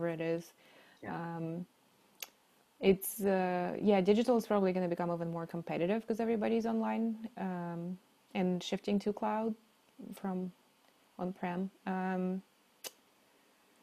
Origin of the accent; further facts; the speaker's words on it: Novosibirsk, Novosibirsk Oblast, Russia; moved away; I grew up in the middle of Russia, which technically is Siberia. In the town called Novosibirsk